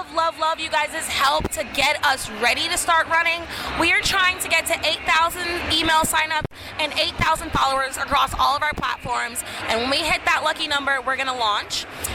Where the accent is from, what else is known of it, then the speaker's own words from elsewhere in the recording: Alabama, United States; now in Miami, United States; It's my, I guess you could say my hometown, but I'm actually originally from Alabama, but I love it here.